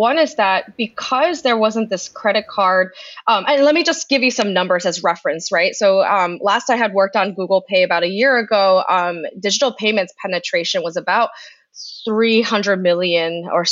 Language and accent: English; United States; as an American